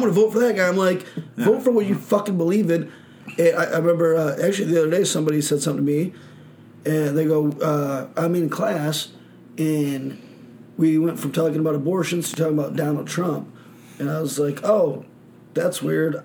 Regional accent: Michigan, United States; moved away; I'm from Michigan

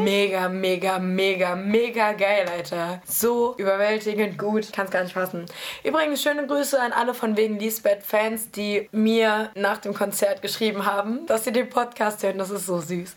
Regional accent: Nordheim, Germany; now in Berlin, Germany; aus Nordheim, wo ich herkomme

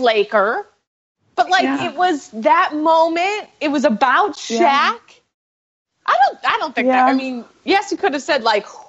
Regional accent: Chicago, Illinois, United States; now in New York City, United States; I'm a Chicagoan

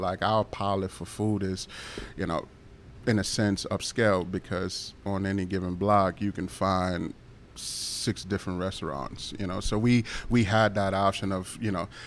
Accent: New York City, New York, United States; moved away as an adult; also born or lived in Wappingers Falls; now in Poughkeepsie, United States; born and raised in Brooklyn

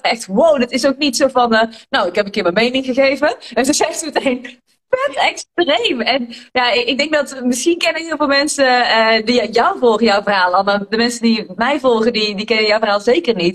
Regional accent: Tilburg, North Brabant, Netherlands; Ik kom zeg maar uit Tilburg en ik ben hier echt geboren

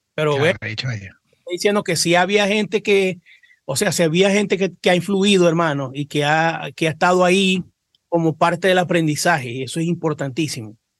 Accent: Cabimas, Zulia, Venezuela; nosotros somos de Cabima

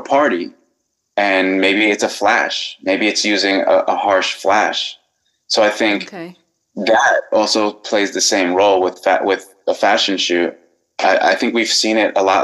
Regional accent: New York City, New York, United States; I'm from Queens, New York

